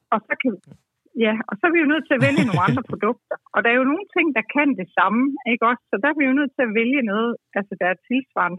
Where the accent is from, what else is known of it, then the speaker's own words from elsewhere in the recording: Denmark; som dansker